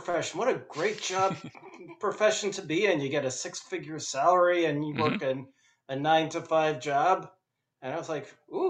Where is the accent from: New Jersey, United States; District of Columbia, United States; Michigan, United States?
New Jersey, United States; Westfield; also born or lived in Providence, Rhode Island / Hartford, Connecticut / Hoboken, New Jersey; now in Atlanta, United States; I grew up in Westfield, New Jersey, in the New York area. And I went to college at Brown University.